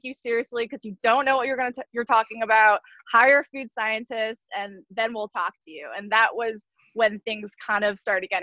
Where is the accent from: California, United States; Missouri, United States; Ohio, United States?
California, United States; San Diego; a small co-packer, family owned in my hometown of San Diego